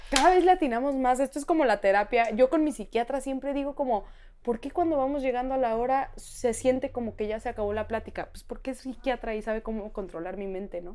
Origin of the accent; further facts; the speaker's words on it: Mexico; also born or lived in New York; cada vez que nos preguntaban de dónde eres, yo decía, México.